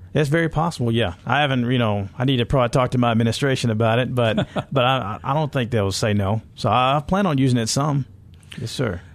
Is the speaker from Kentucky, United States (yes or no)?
no; California, United States; I grew up in California